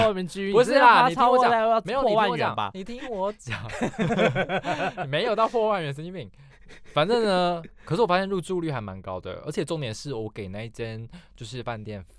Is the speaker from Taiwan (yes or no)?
yes; Tainan, Taiwan; 我之前才回去过啊，去台南，我没有这次去台南